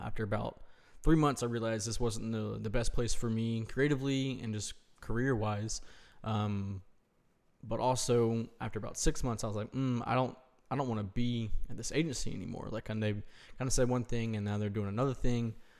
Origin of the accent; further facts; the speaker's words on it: Greenville, South Carolina, United States; also born or lived in Chattanooga, Tennessee / Winston-Salem / Columbia, South Carolina; moved to Greenville, um, which is where my parents are from and where I'm from originally